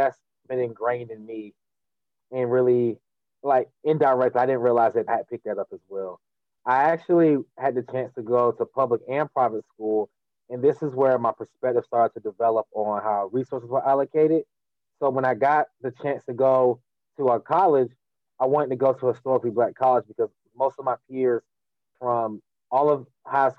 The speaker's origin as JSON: {"language": "English", "town": "Durham", "region": "North Carolina", "country": "United States", "said": "I'm from Durham, North Carolina."}